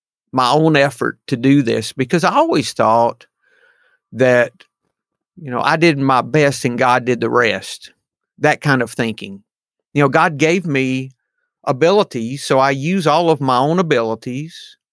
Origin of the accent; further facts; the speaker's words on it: the South, United States; I did not, but I am from the South, no doubt.